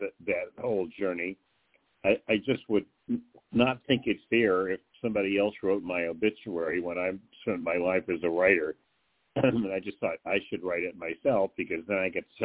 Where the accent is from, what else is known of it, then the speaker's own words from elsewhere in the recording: Midwest, United States; moved away; also born or lived in the South / East Coast / West Coast; I'm born in the South, raised in the Midwest, studied on the East Coast, lived on the West Coast